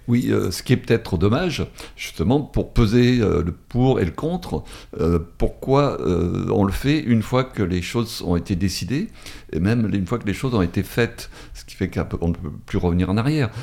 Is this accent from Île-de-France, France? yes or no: no; Drôme, Auvergne-Rhône-Alpes, France; also born or lived in Paris region; now in Valence, France; j'ai été dans la région parisienne, mais je suis originaire de la Drôme hein, quand même, mais j'ai fait l'essentiel de ma carrière dans la région parisienne